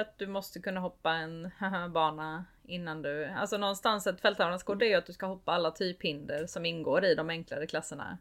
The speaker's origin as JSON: {"language": "Swedish", "country": "Sweden", "tie": "born or raised there", "said": "jag är uppvuxen i Småland"}